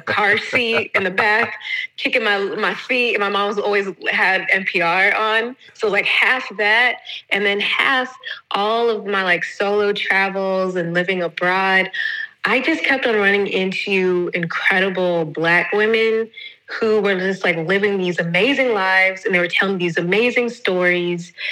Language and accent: English; Atlanta, Georgia, United States; moved away as an adult; now in Valencia, Spain; I am originally from Atlanta, but I currently reside in Valencia, Spain. I've been in Spain for the past six years